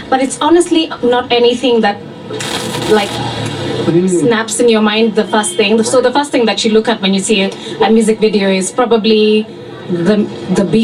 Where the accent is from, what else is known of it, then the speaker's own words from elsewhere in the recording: Nairobi, Kenya; I'm from Nairobi, Nairobi, Kenya, specifically Eastlands.